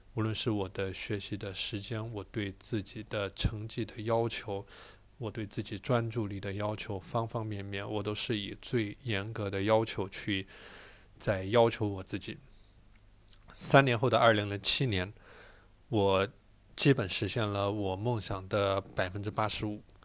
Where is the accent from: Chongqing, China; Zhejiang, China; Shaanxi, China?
Chongqing, China; a small town in; 我从重庆的一个小镇来到了重庆最好的高中之一